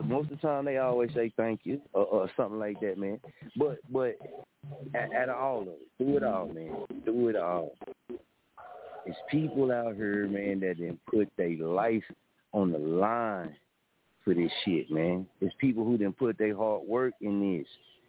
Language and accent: English; the South, United States; I'm from the South, man. We from the South.